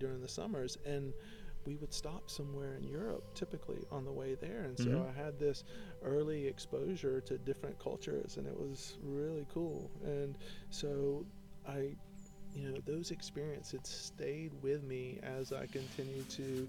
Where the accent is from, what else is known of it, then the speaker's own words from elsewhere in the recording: North Carolina, United States; accent: Southern; moved away as an adult; also born or lived in South of France; now in Venice Beach, United States; I was born and raised in North Carolina, in the southeast of the United States.